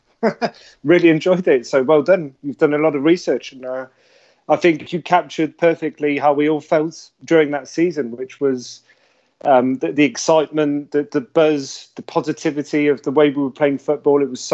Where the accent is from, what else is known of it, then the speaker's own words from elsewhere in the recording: Derby, East Midlands, United Kingdom; I was born in Derby in the UK, and I'm from Derby